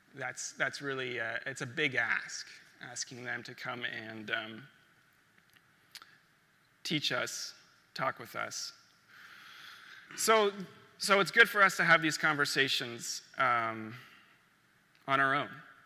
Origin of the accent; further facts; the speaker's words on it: Niagara region, Ontario, Canada; for those of you who don't know me. I was born in the Niagara region to … The Niagara region is the traditional territory of the Neutral and Anishinaabe.